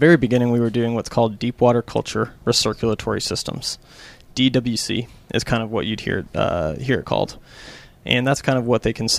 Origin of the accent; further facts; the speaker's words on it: Springdale, Arkansas, United States; moved away as an adult; also born or lived in Wichita, Kansas; now in Oklahoma City, United States; I'm originally from Springdale, Arkansas.